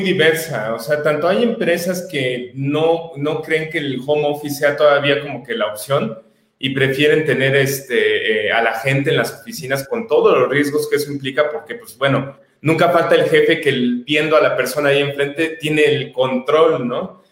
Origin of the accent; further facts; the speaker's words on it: Mexico; como mexicanos